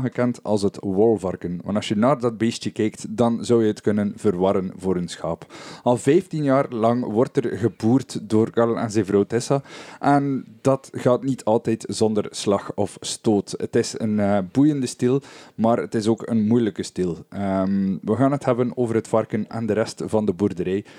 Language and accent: Dutch; West Flanders, Belgium; Bij ons in West-Vlaanderen